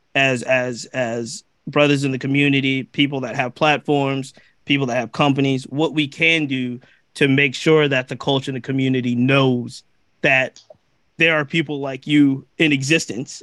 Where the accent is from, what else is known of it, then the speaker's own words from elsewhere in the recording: Virginia, United States; I'm from Virginia, I live in Virginia